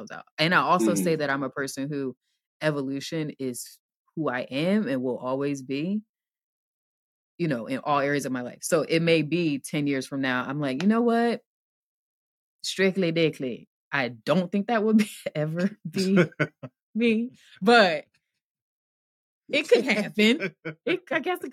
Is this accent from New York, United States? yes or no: no; New Jersey, United States; where I grew up, so I'm from Jersey, where I grew up